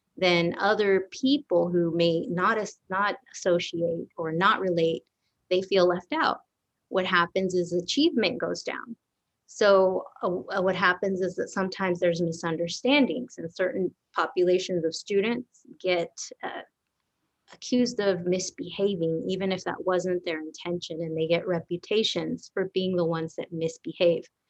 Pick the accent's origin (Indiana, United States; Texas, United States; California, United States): Texas, United States; Garland; also born or lived in Dallas, Texas; I grew up all around this area, Garland actually